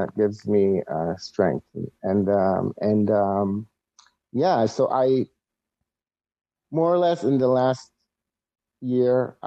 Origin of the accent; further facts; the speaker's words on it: Israel; moved away as an adult; now in United States; I'm originally from Israel, where I lived most of my life. I'm 44, so almost 40 years there. As a wrestling fan, grew up as a wrestling fan in Israel.